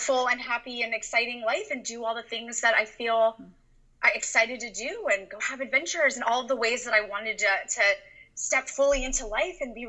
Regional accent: Orange, California, United States; now in Encinitas, United States; I grew up in Orange, California

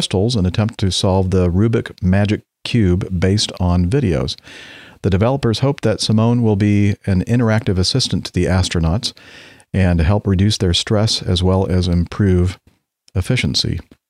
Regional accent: Minneapolis, Minnesota, United States; For myself, growing up in the Minneapolis area and a son of a current pilot at Acme Regional

